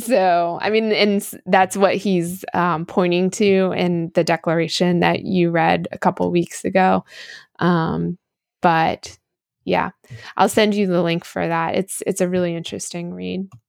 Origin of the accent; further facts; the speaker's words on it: United States; as an American